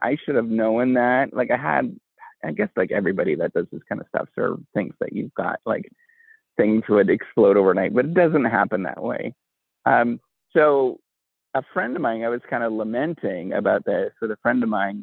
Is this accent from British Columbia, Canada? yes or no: no; Northern Ontario, Canada; first language English; I grew up in Northern Ontario in a little tiny town